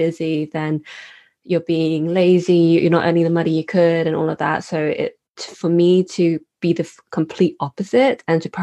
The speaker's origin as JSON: {"language": "English", "country": "United Kingdom", "said": "we're British citizens, my sister"}